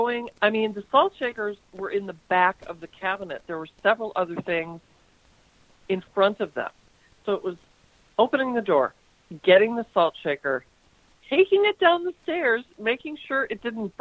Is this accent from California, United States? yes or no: no; St. Louis Park, Minnesota, United States; I grew up in St. Louis Park